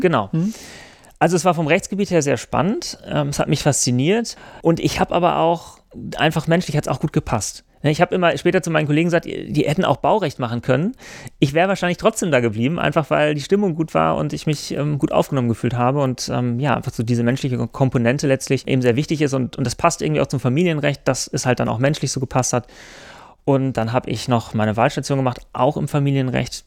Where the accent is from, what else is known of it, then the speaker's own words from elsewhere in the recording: Germany; also born or lived in France; bei uns in Deutschland